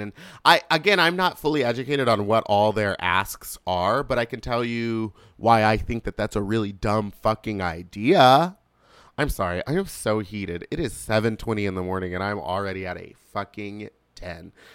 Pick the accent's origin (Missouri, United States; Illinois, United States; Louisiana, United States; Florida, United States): Louisiana, United States; the South, born in; I'm from the South